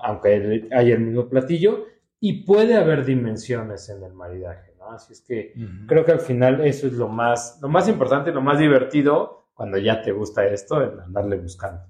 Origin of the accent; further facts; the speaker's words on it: Puebla, Mexico; now in Mexico City, Mexico; nací en Puebla